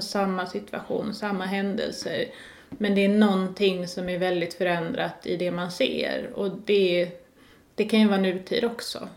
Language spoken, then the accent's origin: Swedish; Lund, Skåne, Sweden; Jag kom ju från Lund